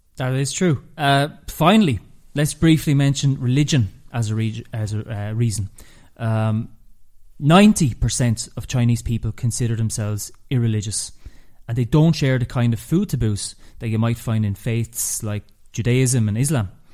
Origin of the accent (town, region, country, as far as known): Ireland